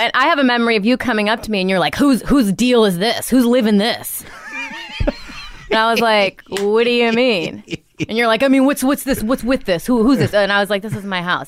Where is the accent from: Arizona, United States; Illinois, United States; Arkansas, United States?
Illinois, United States; Rockford; also born or lived in New York; now in Los Angeles, United States; Rockford, Illinois